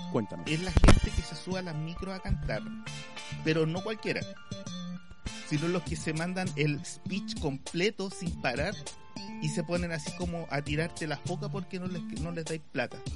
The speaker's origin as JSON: {"language": "Spanish", "country": "Chile", "said": "yo viví en Estados Unidos un año y medio y se me empezó a olvidar el español como chileno."}